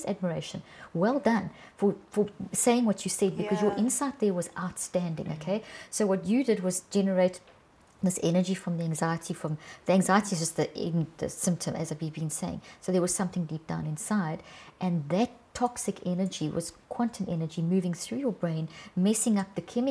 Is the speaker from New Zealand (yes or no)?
no; South Africa; I come from South Africa, and I worked for 25 years in some of the worst parts of South Africa